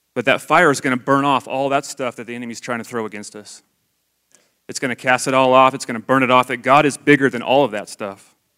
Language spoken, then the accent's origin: English; Idaho, United States; I grew up in Idaho.